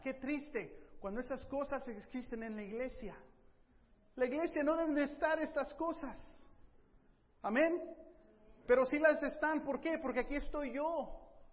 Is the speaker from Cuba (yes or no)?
no; United States; I'm an American.